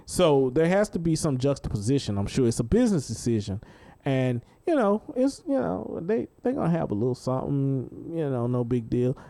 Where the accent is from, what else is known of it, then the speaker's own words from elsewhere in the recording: Dallas, Texas, United States; growing up in Dallas